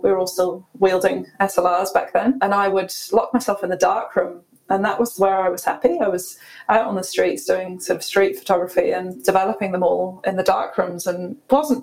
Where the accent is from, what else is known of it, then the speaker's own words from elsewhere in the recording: Scotland, United Kingdom; moved away as an adult; also born or lived in London; now in New Zealand; we grew up rurally in Scotland on a wee lifestyle block